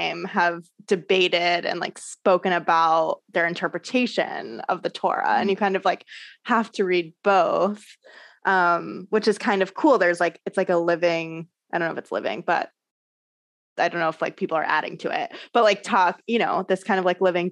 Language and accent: English; Orange County, California, United States; I grew up in Orange County, California, which is like very Christian